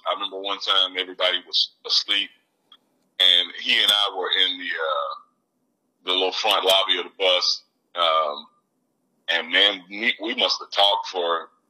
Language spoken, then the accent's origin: English; Birmingham, Alabama, United States; a monster guitar player from my hometown here in Birmingham.